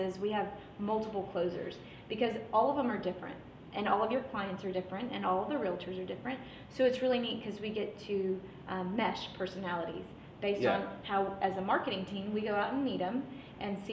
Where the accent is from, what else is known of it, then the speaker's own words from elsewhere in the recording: San Antonio, Texas, United States; now in Houston, United States; I'm from San Antonio